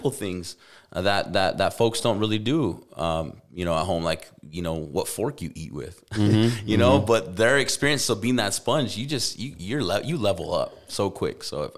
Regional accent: Albuquerque, New Mexico, United States; And but as a kid growing up in Albuquerque, like, I don't even know those games.

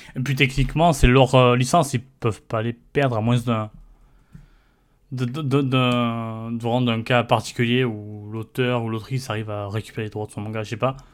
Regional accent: France; en tant que Français

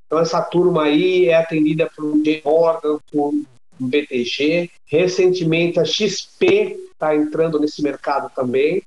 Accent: Brazil; como brasileiro

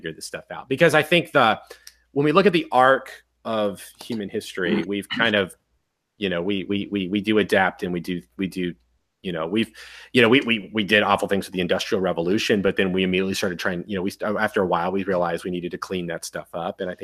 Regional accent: Miami, Florida, United States; I was talking to a guy also from Miami

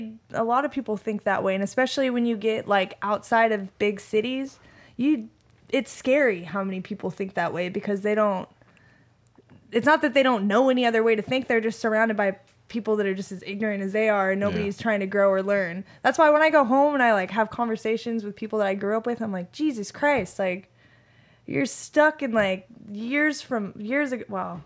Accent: Sun Valley, Nevada, United States; It was at one point in the world record books. Sun Valley, Nevada is the biggest trailer park in Nevada.

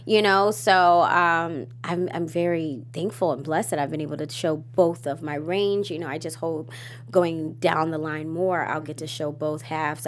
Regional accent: Baltimore, Maryland, United States; I am from Baltimore

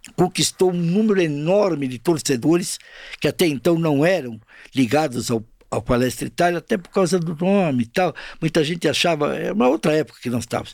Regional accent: São Paulo, Brazil; also born or lived in Mooca, São Paulo; eu nasci na Lapa

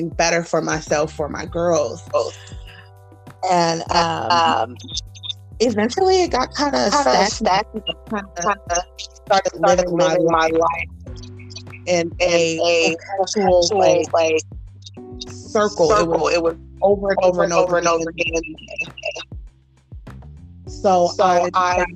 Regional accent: Los Angeles, California, United States; moved away as an adult; also born or lived in Gardena, California / Orange County, California / Anaheim, California; now in Las Vegas, United States; I grew up in Los Angeles, California, Gardena, Orange County, LA, Anaheim

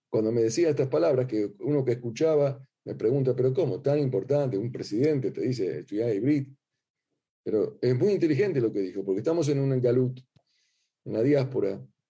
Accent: Argentina; accent: Argentine; ustedes notarán ya mi acento

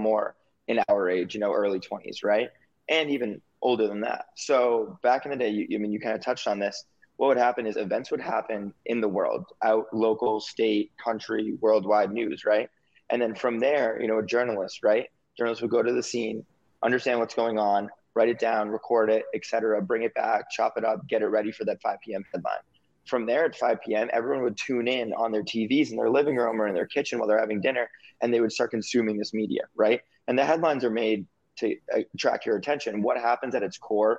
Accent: Massachusetts, United States; moved away as an adult; also born or lived in Chicago / Barcelona / Los Angeles; I grew up in Massachusetts, right, where Adam and I became friends in the high school era.

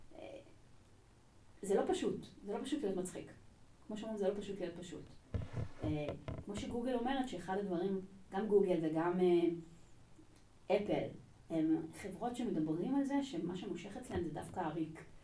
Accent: Israel; לא נולדתי בארץ, אני כאן מגיל שנתיים

